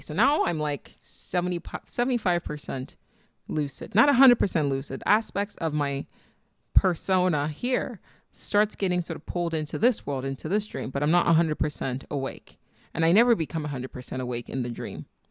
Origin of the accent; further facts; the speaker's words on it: Nigeria; accent: Nigerian; I was born and raised in Nigeria